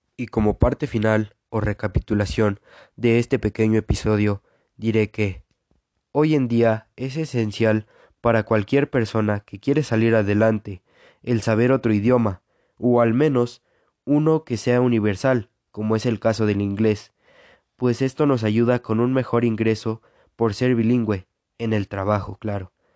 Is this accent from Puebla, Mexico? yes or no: yes; Puebla, Mexico; now in Aquixtla, Mexico; Nací en en Puebla, México, pero actualmente vivo en Aquixtla, Puebla.